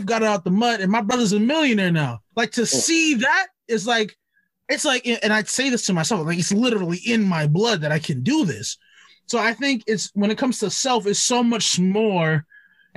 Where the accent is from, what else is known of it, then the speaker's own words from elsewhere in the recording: New York City, New York, United States; growing up in Brooklyn